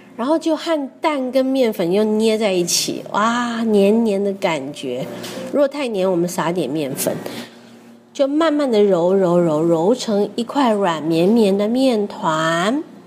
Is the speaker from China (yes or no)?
no; Taiwan; 我从台湾来